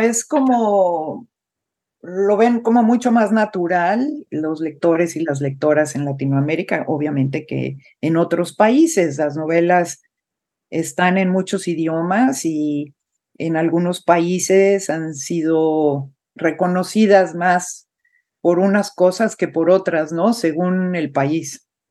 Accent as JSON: {"language": "Spanish", "country": "Mexico", "tie": "born or raised there", "first_language": "Spanish", "moved": "yes", "said": "es mi, tierra natal, es mi idioma materno, es, tengo el corazón en México"}